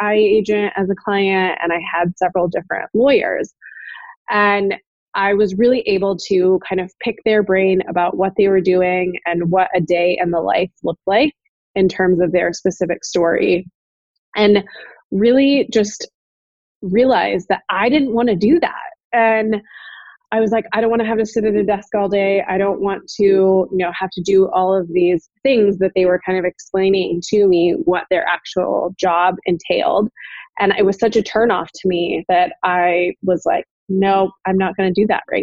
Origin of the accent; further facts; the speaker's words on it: Oregon, United States; moved away as an adult; also born or lived in Chicago; I'm from Oregon originally, but came to Chicago